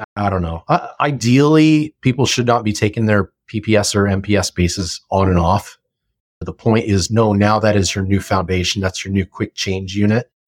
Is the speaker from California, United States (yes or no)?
yes; Simi Valley, California, United States; moved away as an adult; also born or lived in Austin, Texas; my hometown of Simi Valley